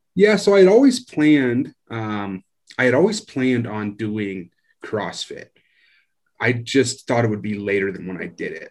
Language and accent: English; Iowa, United States; moved away; I grew up in Iowa, just real town, uh, farm type area, country type area